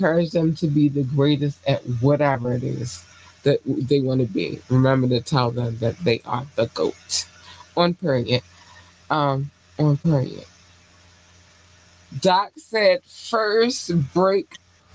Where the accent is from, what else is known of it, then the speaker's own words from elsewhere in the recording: Baltimore, Maryland, United States; I'm from Baltimore.